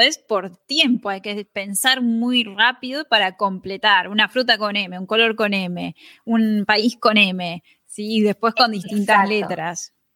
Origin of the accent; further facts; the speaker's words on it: Argentina; Ella es argentina, como yo